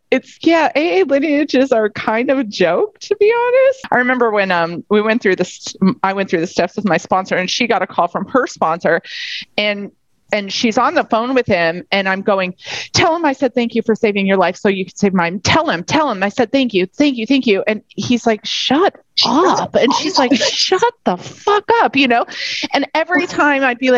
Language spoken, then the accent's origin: English; United States; now in Australia; as an American